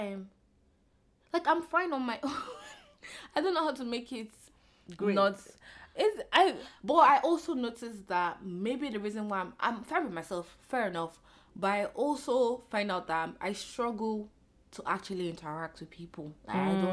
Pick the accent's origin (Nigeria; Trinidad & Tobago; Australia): Nigeria; now in Canada; I'm such a Nigerian babe. I think because my circle is very Nigerian